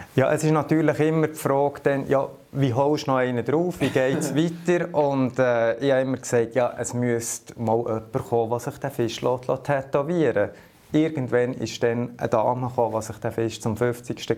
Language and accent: German; Lüscherz, Bern, Switzerland; Ich bin mit Berufsfischer auf dem See, als ganz kleiner Bub am Bielersee aufgewachsen. Äh, in dem Dorf, wo ich aufgewachsen bin, Lüschertz